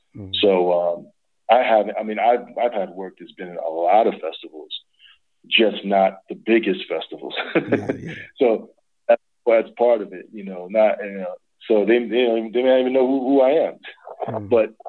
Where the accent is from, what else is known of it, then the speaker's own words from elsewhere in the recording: New York, United States; I'm from New York, so many years I was a grip technician in New York.